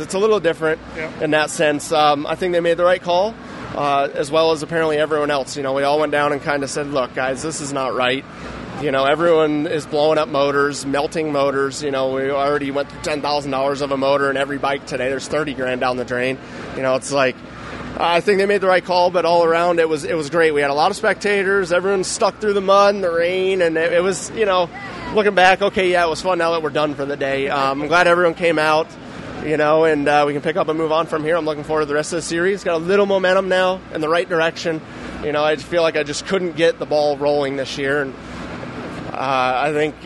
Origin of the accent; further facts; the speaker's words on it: New York, United States; I'm from New York